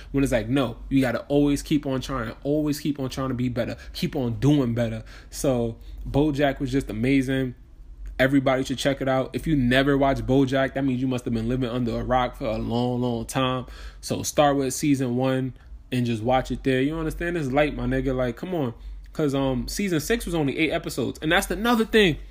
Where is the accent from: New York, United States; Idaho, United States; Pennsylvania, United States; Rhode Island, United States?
New York, United States; moved away; also born or lived in New Jersey; I'm from New York